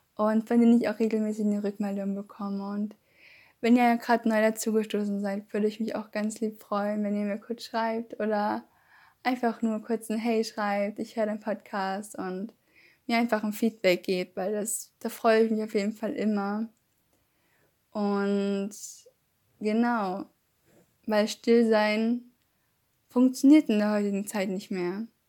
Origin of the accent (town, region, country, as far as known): Germany